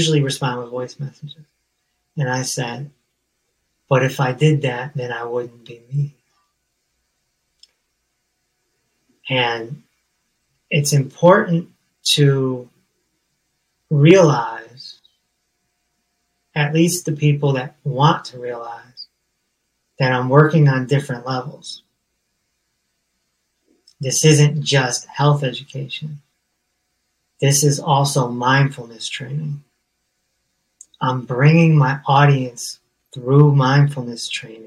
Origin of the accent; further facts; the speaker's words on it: Hartford, Connecticut, United States; I'm from Hartford, Connecticut.